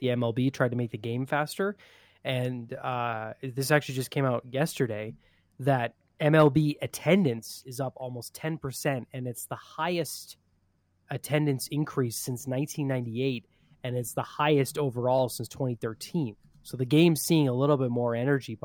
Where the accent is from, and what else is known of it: Canada